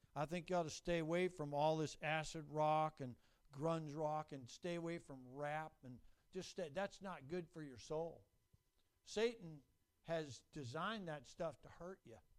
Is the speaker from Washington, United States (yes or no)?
yes; Renton, Washington, United States; I grew up in Renton